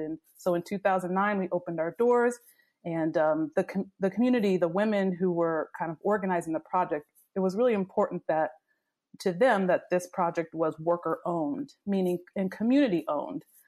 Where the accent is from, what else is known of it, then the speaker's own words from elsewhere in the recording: Virginia, United States; moved away as an adult; also born or lived in Washington, D.C.; I grew up in Virginia, a small town in Virginia